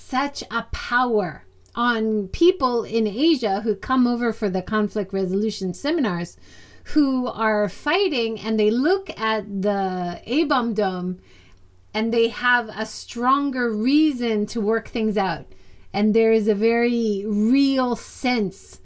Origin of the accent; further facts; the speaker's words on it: United States; moved away as an adult; now in Hiroshima, Japan; as an American